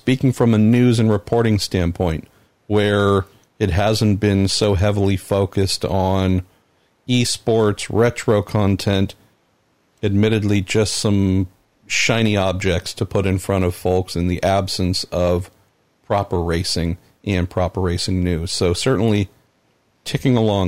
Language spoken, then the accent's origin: English; United States; as an American